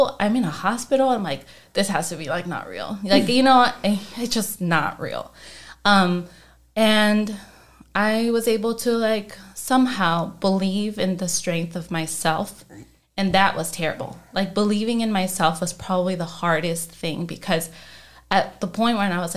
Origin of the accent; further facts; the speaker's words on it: Chicago, Illinois, United States; I'm from Chicago, not Texas